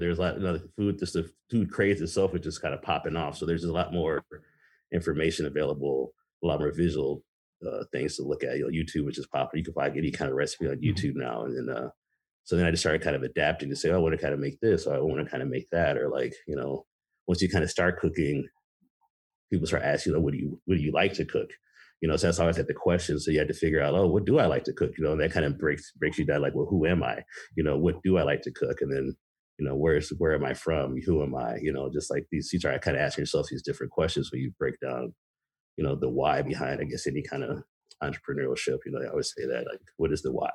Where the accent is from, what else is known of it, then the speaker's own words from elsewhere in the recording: Racine, Wisconsin, United States; also born or lived in Michigan / Rancho Cucamonga, California; Uh, I grew up most of my life in Wisconsin. I was born in Michigan, and my parents moved us to California. We were super young. Uh, I lived in Cucamonga in the LA area until I was about seven or eight. Then I moved uh, moved here to Wisconsin